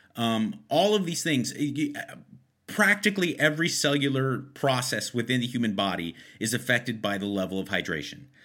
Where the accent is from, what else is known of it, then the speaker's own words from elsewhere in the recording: Los Angeles, California, United States; I'm born and raised in Los Angeles